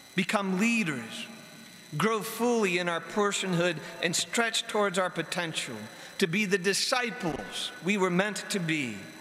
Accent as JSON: {"language": "English", "town": "Barberton", "region": "Ohio", "country": "United States", "tie": "born or raised there", "moved": "as an adult", "said": "going back to my hometown of Barberton after being away at school for a while"}